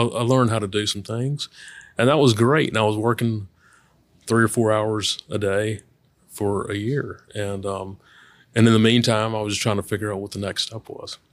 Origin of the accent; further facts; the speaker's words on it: Baton Rouge, Louisiana, United States; also born or lived in Oxford, Mississippi / Memphis; I am, uh, born and raised in Baton Rouge.